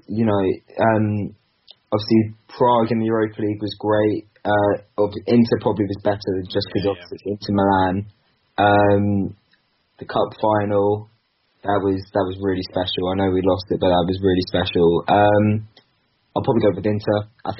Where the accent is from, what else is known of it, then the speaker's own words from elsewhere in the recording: Basingstoke, South East England, United Kingdom; I'm actually from Basingstoke, so just half an hour outside.